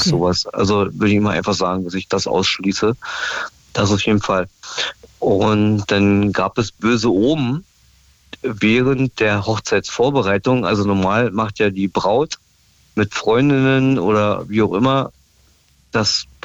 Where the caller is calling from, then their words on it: Stendal, Saxony-Anhalt, Germany; Ja, ja, klar, aus Stendal, ja.